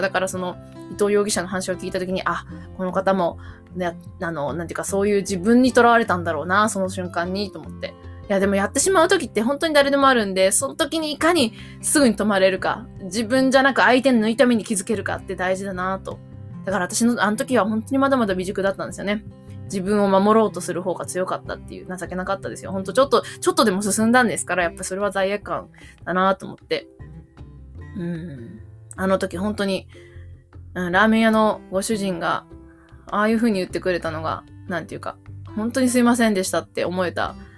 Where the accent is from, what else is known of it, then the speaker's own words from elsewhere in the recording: Mie, Japan; moved away; 実は今日は三重県におります。私の実家なんですけれども